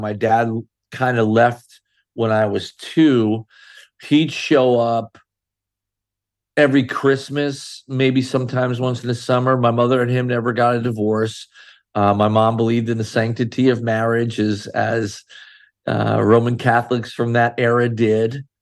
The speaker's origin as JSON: {"language": "English", "town": "Sayreville", "region": "New Jersey", "country": "United States", "tie": "born or raised there", "said": "I grew up in a little town called Sayreville, New Jersey"}